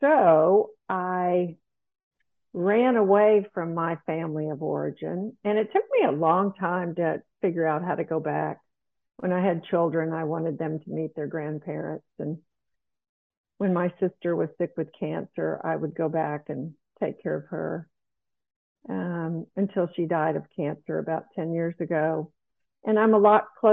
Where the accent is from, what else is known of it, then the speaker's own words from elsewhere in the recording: South Carolina, United States; moved away as an adult; also born or lived in Dallas, Texas; I grew up in South Carolina, a very provincial place to live and grow up.